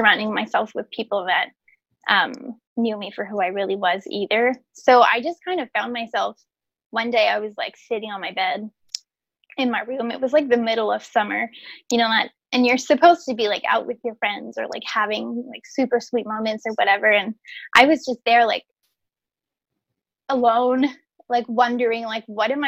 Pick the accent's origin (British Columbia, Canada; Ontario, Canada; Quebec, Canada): Quebec, Canada; Quebec City; also born or lived in Montreal; I was away from my hometown, which is Quebec City. So I moved to Montreal, which is 2 hours away.